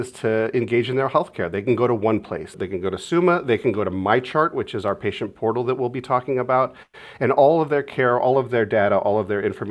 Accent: Mentor, Ohio, United States; I'm a local guy. So I grew up in Northeast Ohio and Mentor, about an hour northeast of here

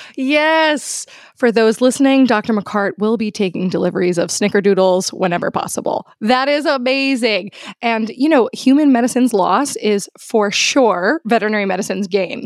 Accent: New York City, New York, United States; I am from Queens in New York City

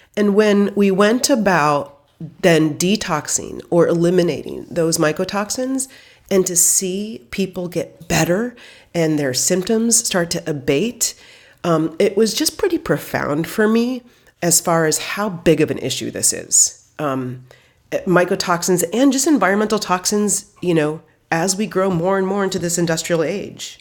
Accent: Midwest, United States; I grew up in the Midwest

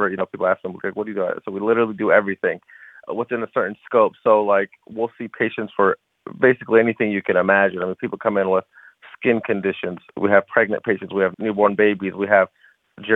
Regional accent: Columbus, Ohio, United States; also born or lived in Chicago; I was born and raised in Columbus.

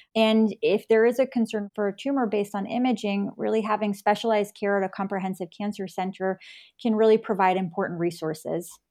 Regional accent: New York, United States; moved away as an adult; also born or lived in North Carolina / San Francisco, California; now in Virginia, United States; I grew up in New York

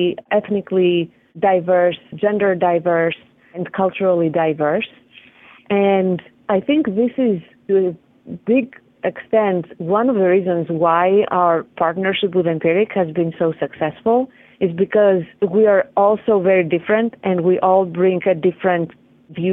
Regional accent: Greece; moved away; I'm from Greece

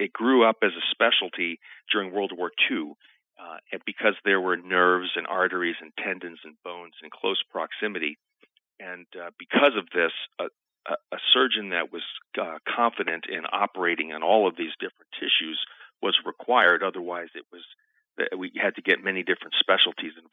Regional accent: New York City, New York, United States; moved away as an adult; also born or lived in Naples, Italy / San Diego, California; now in Nebraska, United States; I grew up in New York City and went to medical school at New York University

